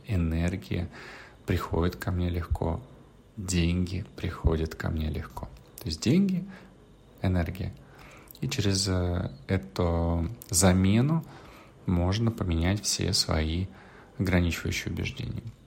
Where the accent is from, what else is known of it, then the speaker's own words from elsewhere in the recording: Russia; из России, откуда я